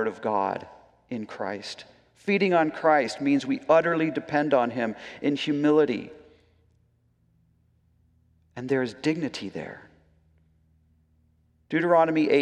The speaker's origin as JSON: {"language": "English", "country": "United States", "said": "as Americans"}